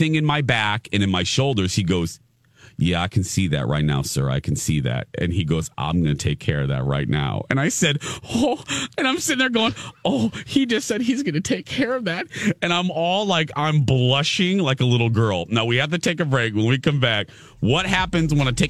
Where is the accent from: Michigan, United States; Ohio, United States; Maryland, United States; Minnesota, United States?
Minnesota, United States; Minneapolis; I'm from Minneapolis